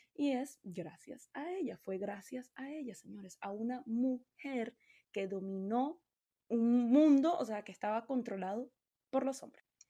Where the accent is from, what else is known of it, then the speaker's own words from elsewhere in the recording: Venezuela; yo de Venezuela, a mí en mi casa a mí nunca me hablaron de invertir.